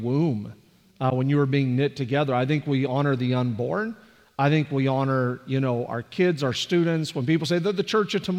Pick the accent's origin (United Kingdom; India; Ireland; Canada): Canada; now in Bellville, Ohio, United States; I'm from Canada